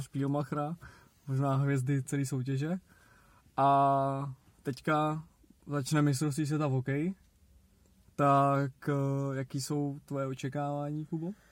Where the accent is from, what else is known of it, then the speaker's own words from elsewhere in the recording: Czechia; že jsme Češi